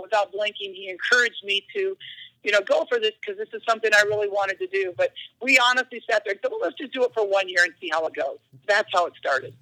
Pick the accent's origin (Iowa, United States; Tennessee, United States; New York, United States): Iowa, United States; I grew up in Iowa